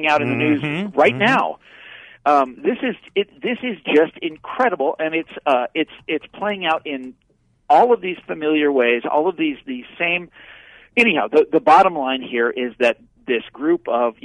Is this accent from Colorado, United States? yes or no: no; Kansas, United States; moved away; I'm from Kansas originally